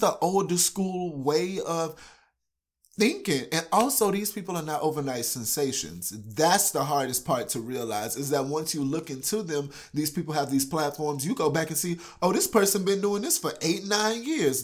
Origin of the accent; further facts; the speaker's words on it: Houston, Texas, United States; moved away as an adult; now in Iowa, United States; I'm originally from Houston, Texas